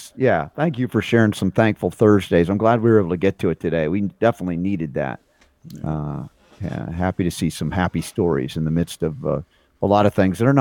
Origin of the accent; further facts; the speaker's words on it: Georgia, United States; I grew up in Georgia.